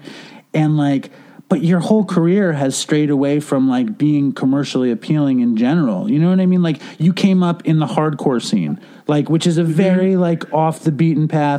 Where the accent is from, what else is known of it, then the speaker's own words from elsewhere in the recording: New York City, New York, United States; I'm, like, 5 years older than you, and I grew up in Manhattan